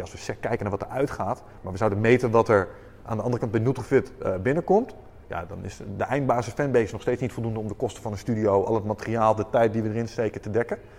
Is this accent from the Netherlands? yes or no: yes; Netherlands; wij zijn Nederlanders